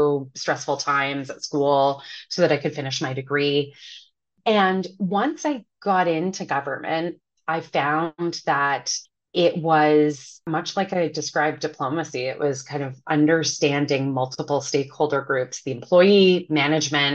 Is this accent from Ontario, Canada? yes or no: yes; Ottawa, Ontario, Canada; moved away as an adult; also born or lived in Toronto, Canada; now in New York, United States; left my hometown of Ottawa to go to the University of Toronto